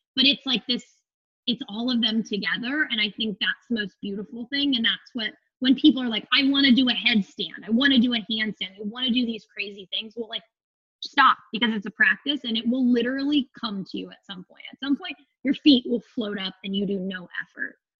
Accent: Phoenix, Arizona, United States; I'm from Phoenix, Arizona. I uh, was like, you know, middle class kid growing up.

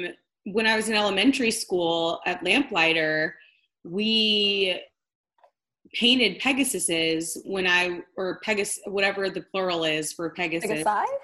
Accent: Dallas, Texas, United States; growing up in Dallas, and like, in like Dallas proper

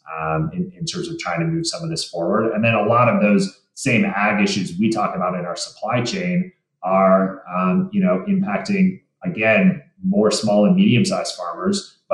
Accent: Michigan, United States; now in Colorado, United States; I grew up in Michigan as well

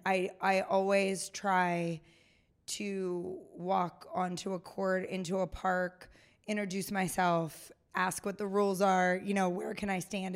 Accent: Pennsylvania, United States; moved away; also born or lived in Kansas; I grew up in Pennsylvania

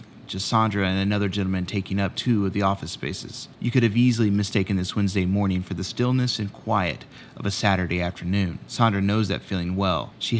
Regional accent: San Angelo, Texas, United States; now in Los Angeles, United States; an NBCLX storyteller in Los Angeles, but San Angelo, Texas is my hometown.

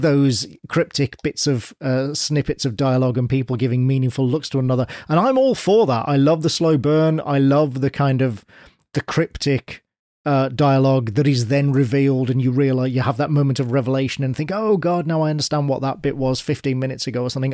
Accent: United Kingdom; as a Brit

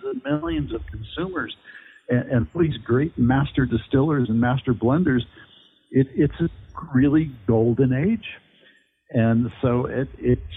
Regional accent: Midwest, United States; also born or lived in Sonoma County, California; now in New York, United States; Growing up in the Midwest

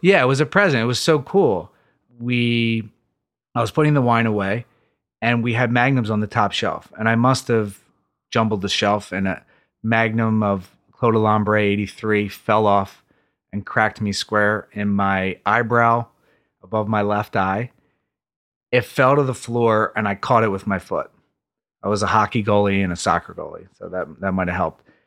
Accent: Philadelphia, Pennsylvania, United States; born or raised there

